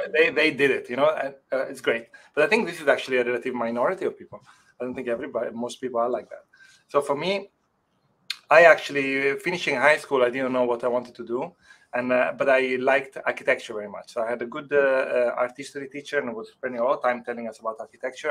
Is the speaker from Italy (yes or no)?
yes; Italy; English is a second language; moved away as an adult; also born or lived in Rotterdam, Netherlands; now in Netherlands; I grew up in Italy, and I hardly spoke any English.